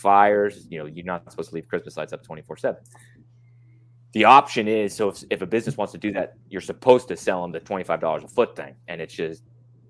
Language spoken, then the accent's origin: English; Utah, United States; I'm from Utah, born and raised